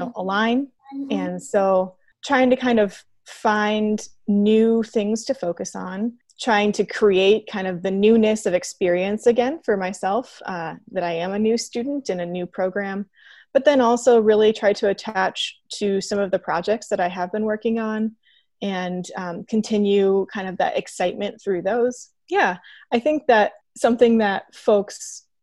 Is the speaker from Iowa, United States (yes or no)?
yes; Iowa City, Iowa, United States; I'm originally from Iowa City